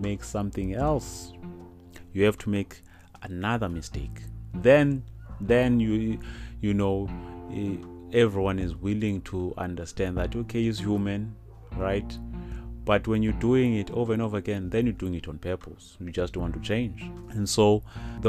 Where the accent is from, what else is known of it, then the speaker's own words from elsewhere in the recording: South Africa; I'm South African, a proud South African